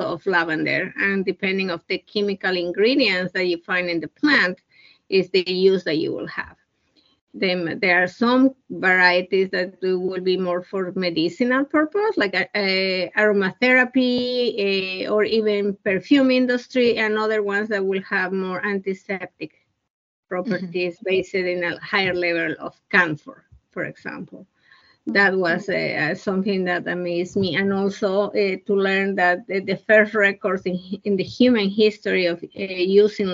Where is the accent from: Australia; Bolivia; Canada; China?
Bolivia; moved away as an adult; now in United States; I was born in Bolivia, South America. I was 34 years old when I moved to the United States.